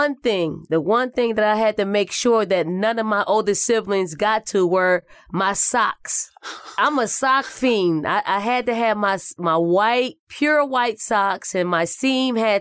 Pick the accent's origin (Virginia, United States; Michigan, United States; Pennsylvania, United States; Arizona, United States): Pennsylvania, United States; Philadelphia; also born or lived in South Carolina; Growing up in North Philly and the projects called the Raymond Rosen Housing Projects